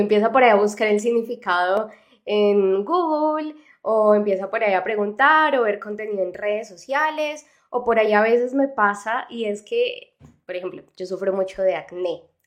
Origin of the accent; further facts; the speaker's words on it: Mexico; de México